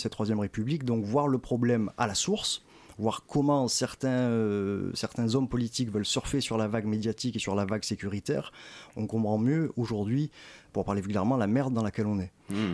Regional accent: Marseille, Provence-Alpes-Côte d'Azur, France; born or raised there

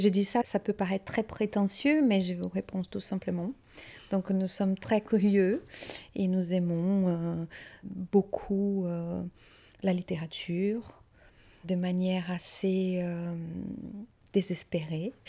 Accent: Maringá, Paraná, Brazil; French is a second language; moved away as an adult; now in Paris, France; Eu nasci no Brasil. Je suis née au Brésil

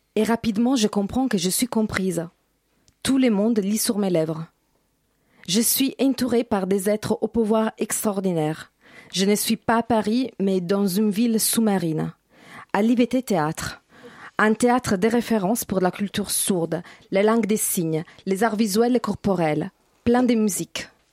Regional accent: Italy; French is a second language; moved away as an adult; now in France; Je viens du faux pays des Dalida, les pays des pâtes et de Romeo Castellucci.

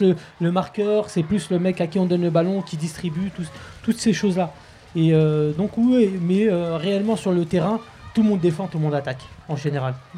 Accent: Clichy-sous-Bois, Île-de-France, France; also born or lived in Montfermeil; mes parents sont nus très tôt, du moins à Clichy-sous-Bois, dans les années 70

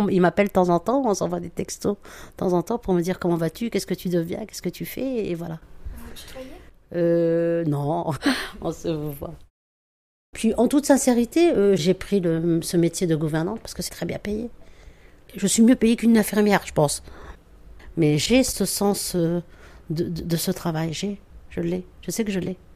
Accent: Metz, Grand Est, France; moved away as an adult; now in Paris, France; j'ai grandi là-bas à Metz.

